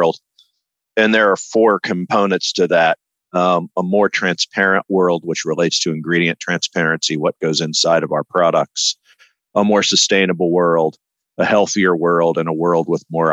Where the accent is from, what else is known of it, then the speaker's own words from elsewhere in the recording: Midwest, United States; I grew up in the Midwest